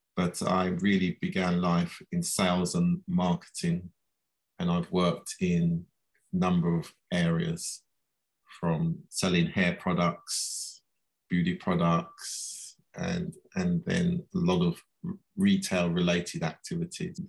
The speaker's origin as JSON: {"language": "English", "region": "London", "country": "United Kingdom", "tie": "born or raised there", "said": "I was born here in London"}